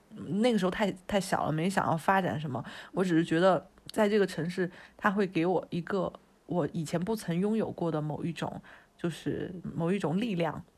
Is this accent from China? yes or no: yes; Chengdu, Sichuan, China; moved away as an adult; also born or lived in Beijing; 我从小时候是在成都这边长大，然后十八嗯。岁就去北京，所以跟我深深产生连接的城市也就是这两个城市